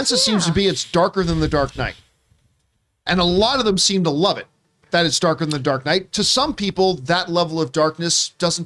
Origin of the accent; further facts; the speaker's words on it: Canada; moved away; my home country of the Canada